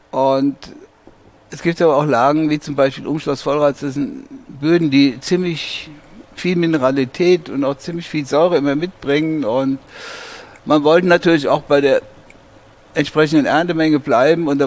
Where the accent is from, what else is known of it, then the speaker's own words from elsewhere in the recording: Hesse, Germany; Rheingau ist meine Heimat. Hier drüben im ersten Stock bin ich geboren, 1945. Und ich war noch nie länger als am Stück 28 Tage von diesem Stückchen Erde entfernt.